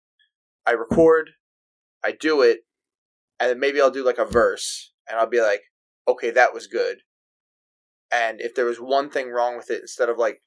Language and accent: English; Long Island, New York, United States; also born or lived in Florida; Grew up in New York, moved to Florida for 2 years when I was young. My parents moved us back, and been here ever since